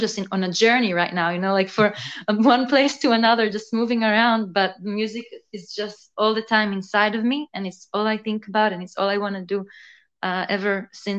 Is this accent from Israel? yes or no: yes; Israel; accent: mix of everything, mostly Israeli; also born or lived in San Francisco, United States / Melbourne, Australia; So I was born in San Francisco. And then when I was two, I moved to Israel. And when I was 10, I moved to Melbourne, Australia. And then when I was 16, I moved to Israel again.